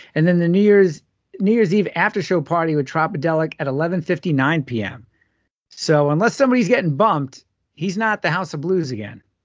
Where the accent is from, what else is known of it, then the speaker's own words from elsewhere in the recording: Long Island, New York, United States; now in Minneapolis, United States; growing up in Long Island